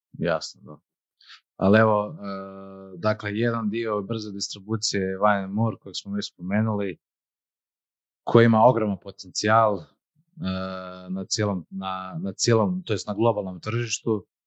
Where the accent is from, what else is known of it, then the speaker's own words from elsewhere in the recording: Croatia; mi kao Hrvati